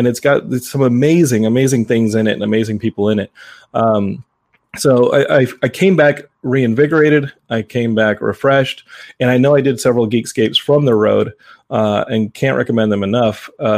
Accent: Austin, Texas, United States; And to see my hometown of Austin, not like I'd ever seen it before

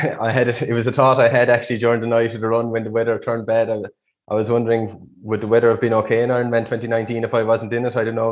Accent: Youghal, Munster, Ireland; I'm from Youghal. I'm a primary teacher in Youghal. I'm 27 years old.

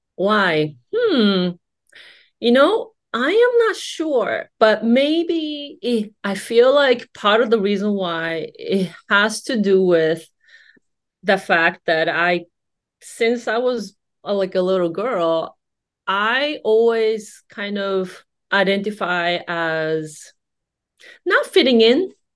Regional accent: Japan; growing up in Japanese society

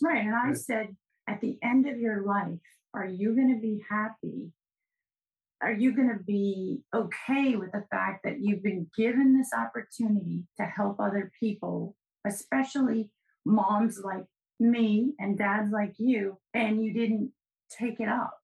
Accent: New England, United States; I'm from New England

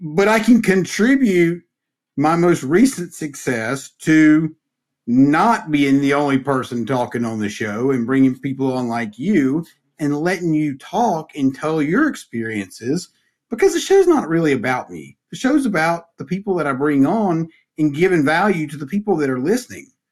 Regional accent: Mount Airy, North Carolina, United States; growing up in Mayberry

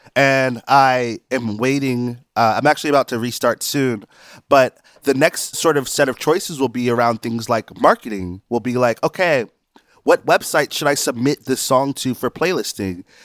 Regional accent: South Carolina, United States; I'm from South Carolina

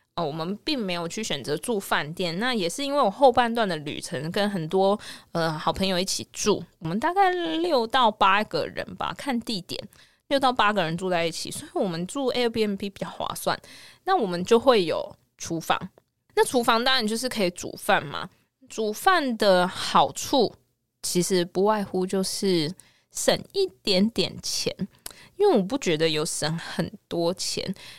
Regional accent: Kaohsiung, Taiwan; 我是高雄人

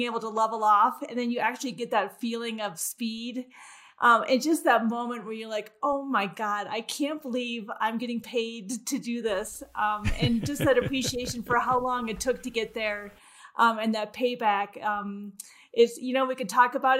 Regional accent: Midwest, United States; as a young girl growing up in the Midwest

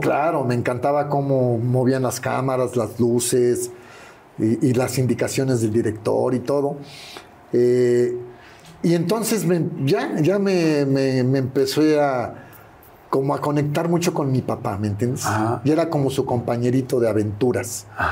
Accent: Mexico City, Mexico; mi primera casa fue en la, colonia Country Club Churubusco, ah, cerquita de los estudios

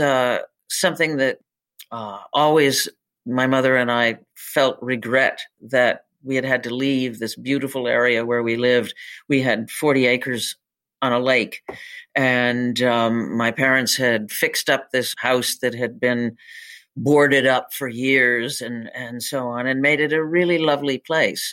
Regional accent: Northern Michigan, United States; moved away; I'm from Northern Michigan.

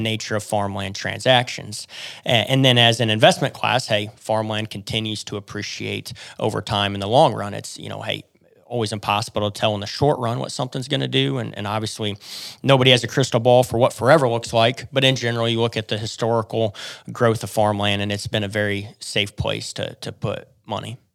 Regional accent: Columbia City, Indiana, United States; also born or lived in Oklahoma / Fort Worth, Texas; I grew up in Northeast Indiana in the Columbia City area

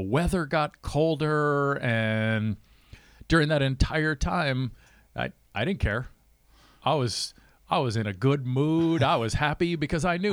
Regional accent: St. Cloud, Minnesota, United States; I grew up in St. Cloud

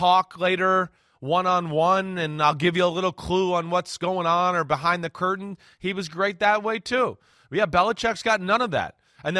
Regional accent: Northeast, United States; And I grew up in the Northeast, and we know Boston fans.

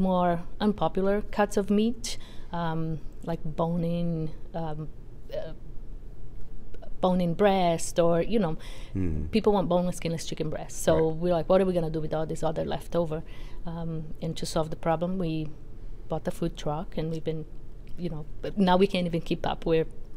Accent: Brazil; now in Tiverton, United States; So I am originally from Brazil

